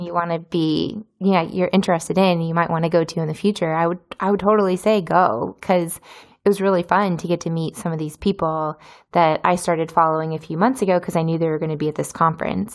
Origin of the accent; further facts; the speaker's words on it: United States; moved away as an adult; now in Izmir, Turkey; I'm from America